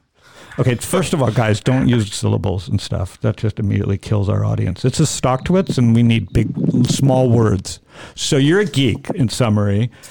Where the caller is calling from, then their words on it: Phoenix, Arizona, United States; I'm calling you from Phoenix.